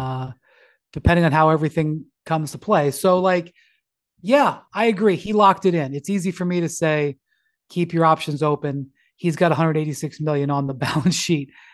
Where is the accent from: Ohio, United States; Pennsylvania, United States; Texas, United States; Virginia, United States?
Ohio, United States; Cleveland; I'm from a small market. I'm from Cleveland.